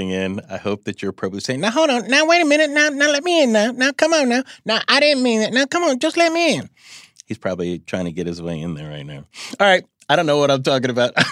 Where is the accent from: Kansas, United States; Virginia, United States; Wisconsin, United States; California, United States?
Wisconsin, United States; Milwaukee; also born or lived in Tennessee; I'm from Milwaukee.